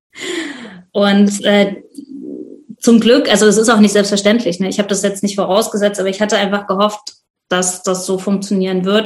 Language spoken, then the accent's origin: German; Leipzig, Saxony, Germany; bin aus Leipzig